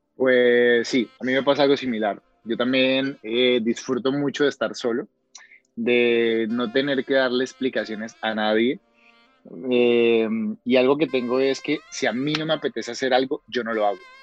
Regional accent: Cali, Valle del Cauca, Colombia; accent: Cali (caleño); moved away as an adult; now in Spain; mi acento es de Cali, mi acento no es de Medellín, ni es de Bogotá

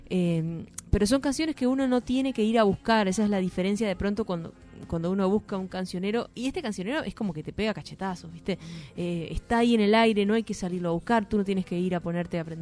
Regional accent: Rocha, Uruguay; moved away; No, no te olvides que yo soy de Rocha

